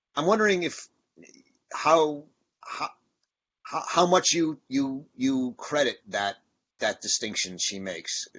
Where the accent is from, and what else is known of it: United States